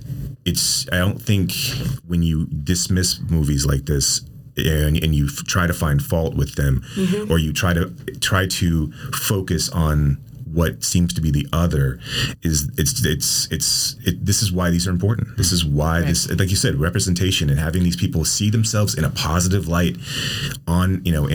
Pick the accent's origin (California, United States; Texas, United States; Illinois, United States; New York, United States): Texas, United States; Amarillo; I grew up in Amarillo in West Texas town.